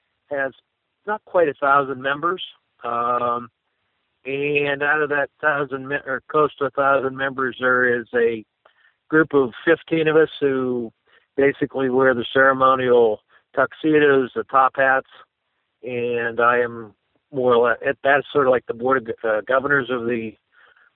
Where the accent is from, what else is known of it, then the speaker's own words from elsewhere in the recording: Punxsutawney, Pennsylvania, United States; I was born and raised in Punxsutawney